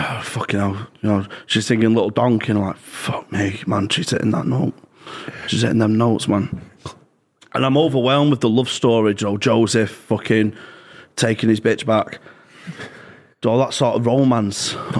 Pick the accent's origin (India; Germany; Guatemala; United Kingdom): United Kingdom; Gorton, North West England